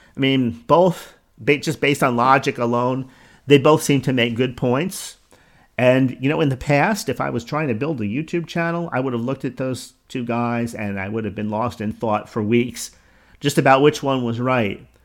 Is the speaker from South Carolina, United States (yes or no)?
no; New Jersey, United States; accent: New Jersey; my New Jersey accent